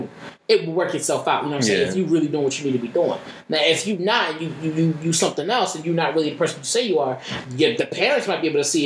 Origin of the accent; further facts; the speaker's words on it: Philadelphia, Pennsylvania, United States; I grew up in Philly